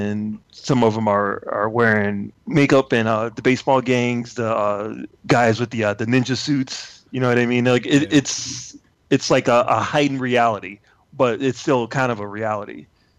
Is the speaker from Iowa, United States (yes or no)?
no; Chicago, Illinois, United States; I grew up in Chicago